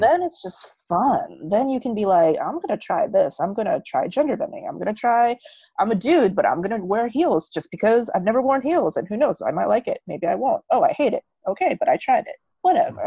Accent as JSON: {"language": "English", "country": "United States", "tie": "born or raised there", "also_born_or_lived": "Korea", "moved": "as an adult", "lives_now": "Bali, Indonesia", "said": "So I'm Korean American. So I grew up all my life in America."}